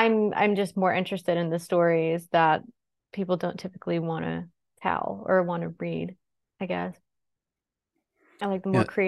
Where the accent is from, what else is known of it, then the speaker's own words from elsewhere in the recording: Pennsylvania, United States; I grew up in Pennsylvania, about 45 miles north of Pittsburgh.